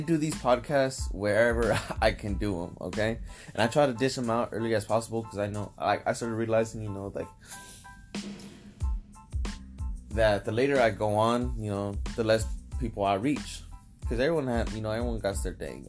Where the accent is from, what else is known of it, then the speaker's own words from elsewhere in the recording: San Diego, California, United States; also born or lived in Venice Beach, Los Angeles; I grew up in San Diego for my teenagers, most of the part.